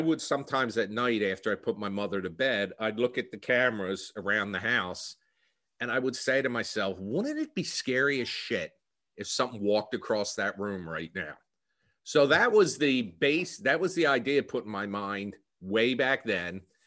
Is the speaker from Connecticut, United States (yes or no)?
no; New Jersey, United States; accent: Philadelphia; Born and raised in New Jersey, and in fact, the co-, a lot of comments I've received is that I have a Philadelphia accent